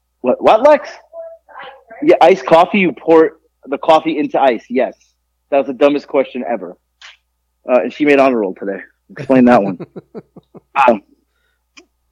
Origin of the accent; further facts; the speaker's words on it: South Florida, United States; moved away as an adult; now in Georgia, United States; growing up in South Florida, we have a melting pot of people